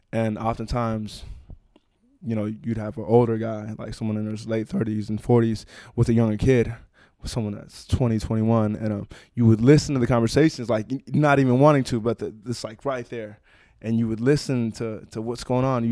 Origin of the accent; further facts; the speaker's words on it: Oakland, California, United States; I grew up in Oakland